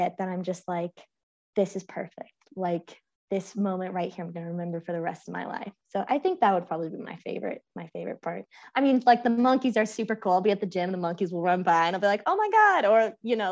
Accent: San Francisco, California, United States; I'm from San Francisco.

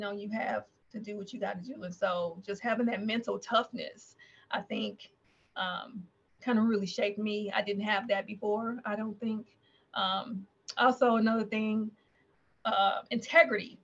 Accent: Nashville, Tennessee, United States; moved away as an adult; I was born and raised in Nashville

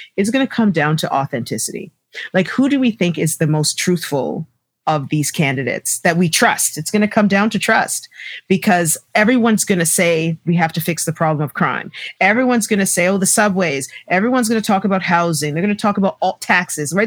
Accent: Toronto, Ontario, Canada; I grew up in Scarborough

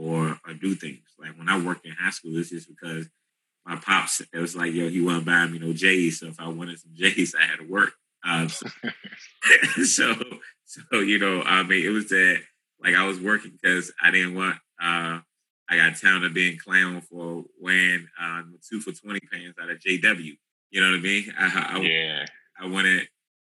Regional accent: Washington, District of Columbia, United States; also born or lived in Capitol Heights, Maryland; Initially born and raised in Southeast DC off Atlantic and Livingston Road.

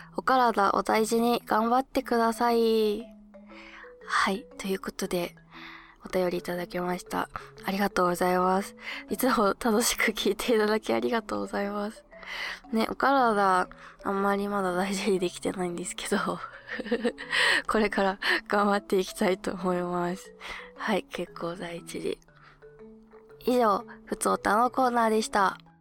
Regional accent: Hokkaido, Japan; now in Tokyo, Japan; 北海道ってか私の地元でよく見た桜は

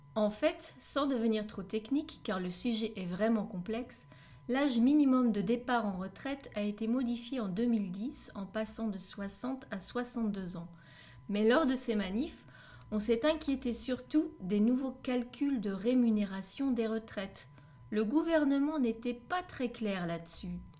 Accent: France; je suis française

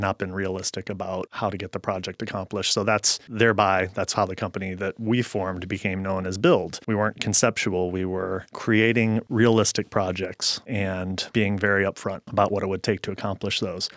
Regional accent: St. Louis, Missouri, United States; moved away as an adult; also born or lived in Kansas; now in Seattle, United States; I grew up in Saint Louis, Missouri, and I moved to Seattle after college

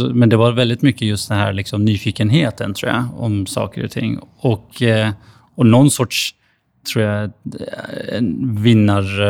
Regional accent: Stockholm, Stockholm County, Sweden; also born or lived in Flen; jag växte upp i Husby

